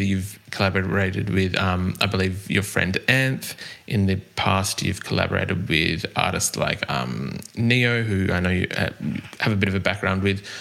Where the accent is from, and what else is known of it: Australia; accent: Australian